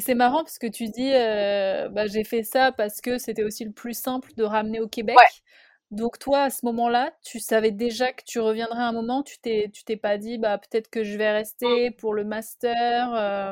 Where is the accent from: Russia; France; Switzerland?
France; comme nous on peut avoir en France